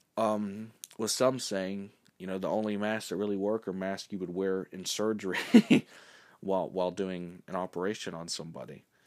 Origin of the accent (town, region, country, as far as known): United States